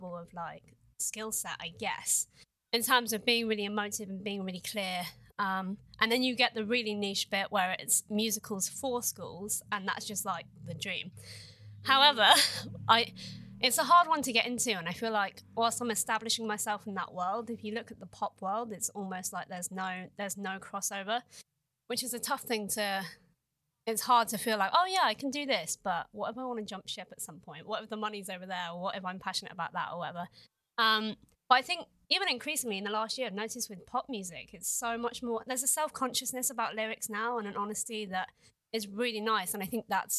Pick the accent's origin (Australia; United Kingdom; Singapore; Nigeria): United Kingdom; England; I definitely define myself as quite English